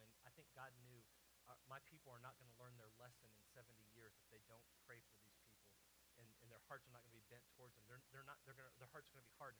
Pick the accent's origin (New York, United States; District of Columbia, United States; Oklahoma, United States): Oklahoma, United States; moved away as an adult; I grew up in Oklahoma